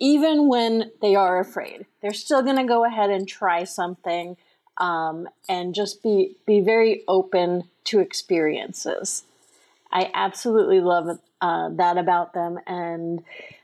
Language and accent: English; Long Island, New York, United States; now in Maine, United States; I grew up in New York on Long Island